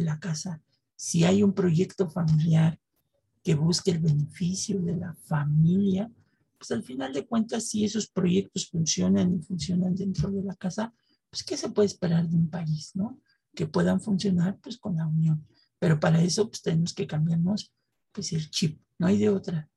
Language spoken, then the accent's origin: Spanish; Mexico; México, a pesar de toda esta historia, es el lugar donde yo nací, donde nació Gina, perdón por el burro por delante, donde vivimos y queremos seguir viviendo